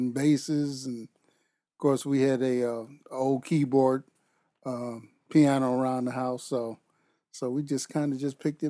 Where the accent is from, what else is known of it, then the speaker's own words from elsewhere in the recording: Long Island, New York, United States; moved away as an adult; now in Lansing, United States; No, born and raised in Long Island, New York.